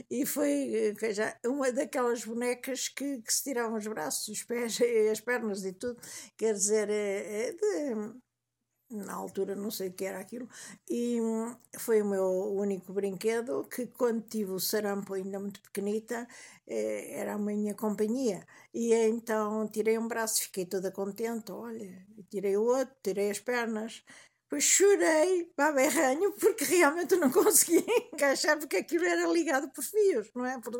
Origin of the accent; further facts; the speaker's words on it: Tondela, Viseu, Portugal; Em Tondela, a Aveira eh, tinha um quintal que eu adorava, perto da, da escola da escola primária